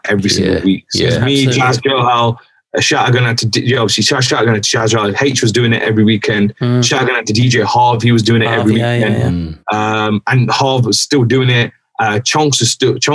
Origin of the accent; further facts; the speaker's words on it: Derby, East Midlands, United Kingdom; moved away as an adult; also born or lived in West London; my hometown